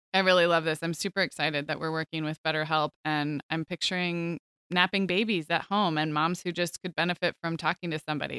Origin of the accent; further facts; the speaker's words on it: Santa Barbara, California, United States; moved away as an adult; also born or lived in Chicago, Illinois / Scottsdale, Arizona; now in Orange County, United States; I grew up in Santa Barbara, which is, it's kind of Southern California